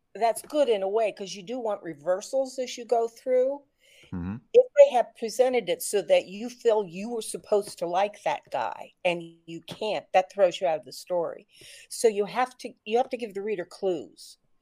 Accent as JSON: {"language": "English", "town": "Wapakoneta", "region": "Ohio", "country": "United States", "tie": "born or raised there", "moved": "yes", "said": "I was invited home to my hometown of Wapakoneta"}